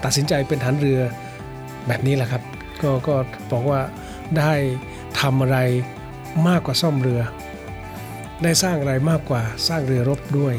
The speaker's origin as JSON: {"language": "Thai", "region": "Chiang Mai", "country": "Thailand", "moved": "yes", "said": "ผมเป็นคนเชียงใหม่"}